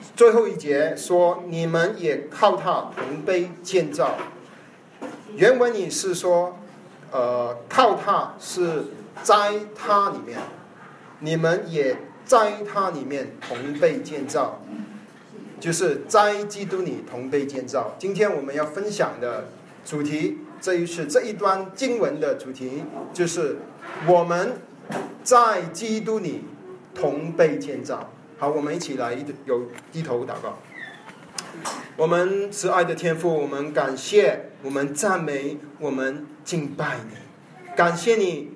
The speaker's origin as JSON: {"language": "Chinese", "country": "China", "said": "我们中国人不是亚伯拉罕的后裔"}